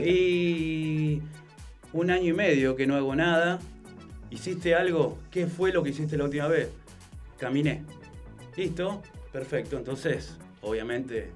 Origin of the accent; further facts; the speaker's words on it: Funes, Santa Fe, Argentina; Yo soy de Funes, pero bueno, estamos en Roldán